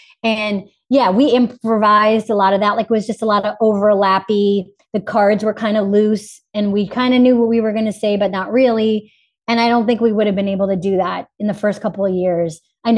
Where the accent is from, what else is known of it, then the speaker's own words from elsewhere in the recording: Boston, Massachusetts, United States; My lady probably fell into like a little Boston at times, just because that's my hometown.